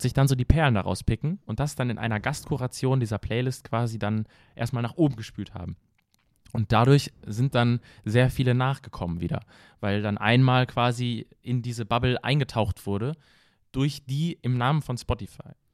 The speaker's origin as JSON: {"language": "German", "town": "Paderborn", "region": "North Rhine-Westphalia", "country": "Germany", "said": "bei uns in Paderborn, Deutschland angekommen"}